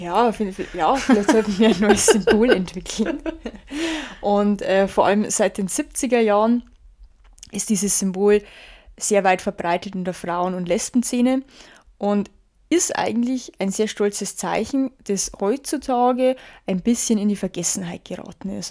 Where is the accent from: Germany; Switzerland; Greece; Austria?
Germany; bei uns in Deutschland